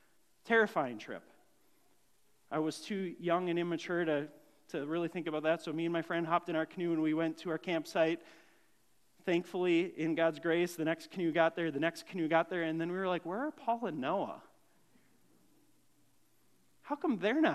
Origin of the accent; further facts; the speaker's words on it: Grand Marais, Minnesota, United States; as a young kid growing up in Grand Marais